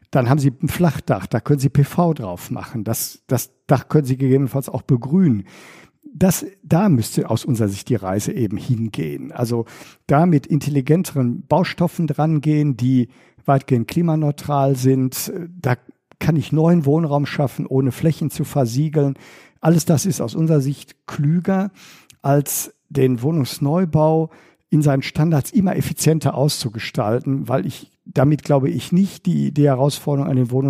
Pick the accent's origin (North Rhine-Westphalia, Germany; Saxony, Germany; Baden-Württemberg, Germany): North Rhine-Westphalia, Germany; Bochum; meiner Heimatstadt Bochum